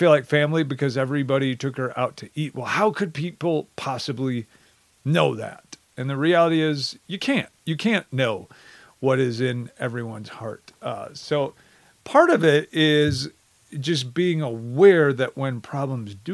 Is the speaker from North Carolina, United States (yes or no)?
no; Wisconsin, United States; I come from Wisconsin. I grew up there, heart and soul, go Badgers